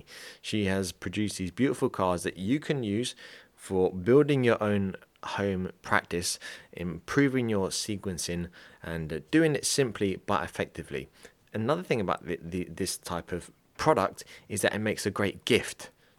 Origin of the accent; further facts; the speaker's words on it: England, United Kingdom; You know, I'm an English guy and haven't done much dancing apart from when I was drunk when I was younger